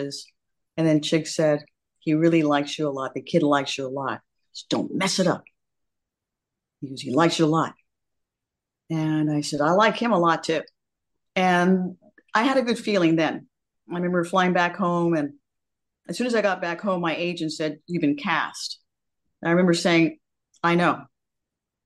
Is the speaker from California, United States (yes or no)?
yes; Santa Monica, California, United States; I'm a beach girl. I'm from Santa Monica, California